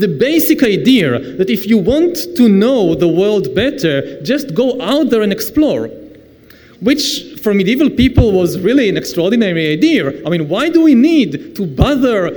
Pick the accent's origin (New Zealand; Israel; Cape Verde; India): Israel; I come from the Middle East